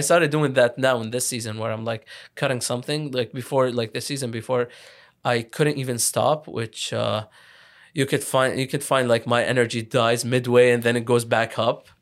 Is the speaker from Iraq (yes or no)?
yes; Iraq; also born or lived in Lebanon; now in Ottawa, Canada; I'm from, I'm from Iraq. I lived in Lebanon too. So, like, I'm Iraqi Lebanese.